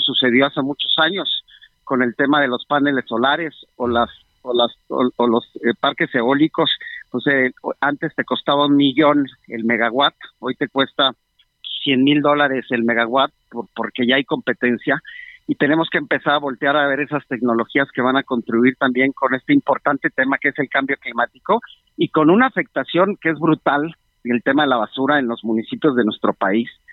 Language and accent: Spanish; Mexico; nosotros como mexicanos